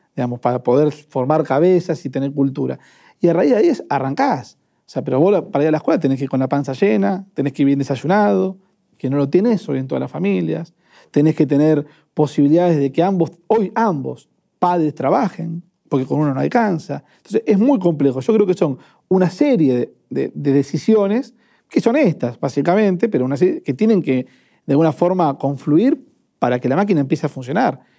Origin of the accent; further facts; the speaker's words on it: Avellaneda, Buenos Aires Province, Argentina; Yo soy de Avellaneda